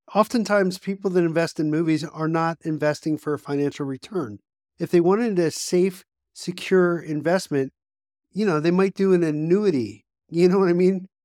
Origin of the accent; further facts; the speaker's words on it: Pennsylvania, United States; when I graduated high school in my small, you know, hometown in Pennsylvania